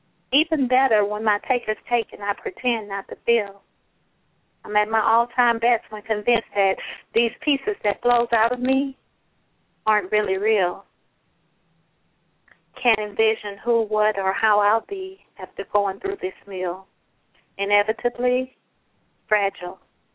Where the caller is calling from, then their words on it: Houston, Texas, United States; I'm calling from Houston. Houston, Texas.